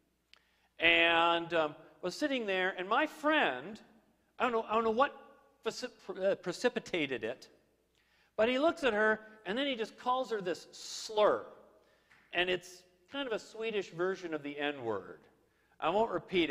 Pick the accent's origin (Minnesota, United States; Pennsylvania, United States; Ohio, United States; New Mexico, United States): Minnesota, United States; I grew up in Minnesota